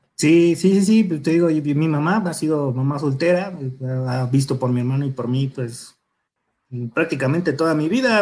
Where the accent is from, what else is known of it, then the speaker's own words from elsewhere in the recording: Mexico City, Mexico; De Iztapalapa, bueno, Iztapalapa, Nesa, York, en los límites, justo en la avenida Texcoco